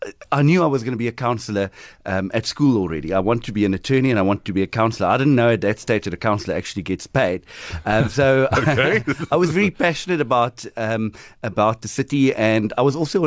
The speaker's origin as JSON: {"language": "English", "town": "Nelson Mandela Bay", "region": "Eastern Cape", "country": "South Africa", "tie": "born or raised there", "said": "I'm here from Kabega, from Nelson Mandela Bay."}